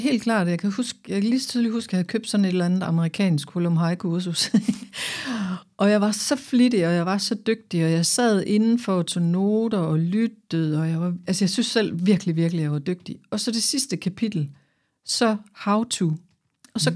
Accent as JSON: {"language": "Danish", "town": "Aarhus", "region": "Central Denmark Region", "country": "Denmark", "said": "jeg kommer her fra Aarhus"}